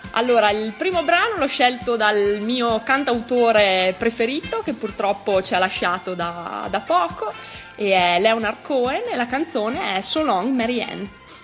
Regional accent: Pinzolo, Trentino-Alto Adige, Italy; moved away as an adult; also born or lived in Tione; now in Trento, Italy; vengo da Pinzolo, provincia di Trento

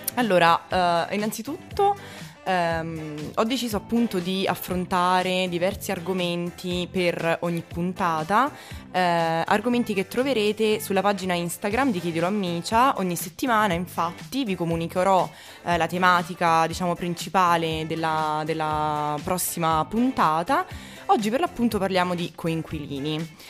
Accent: Abruzzo, Italy; io per esempio sono abruzzese

